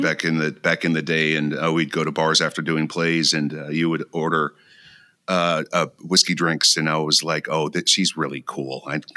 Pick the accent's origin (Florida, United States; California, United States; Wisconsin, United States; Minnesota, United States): Minnesota, United States; Mankato; also born or lived in Lincoln, Nebraska / Galesburg, Illinois / Decatur, Illinois; As our audience knows, I was born in Lincoln, Nebraska, raised in Mankato, Minnesota, and Galesburg, Illinois, and Decatur, Illinois, and in the 70s.